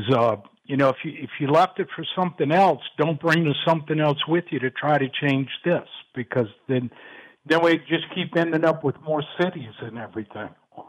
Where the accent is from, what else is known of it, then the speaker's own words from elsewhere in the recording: New Orleans, Louisiana, United States; moved away as an adult; in the 50s and 60s growing up in New Orleans.